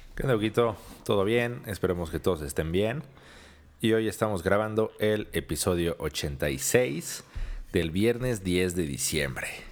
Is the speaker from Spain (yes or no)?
no; Mexico; los mexicanos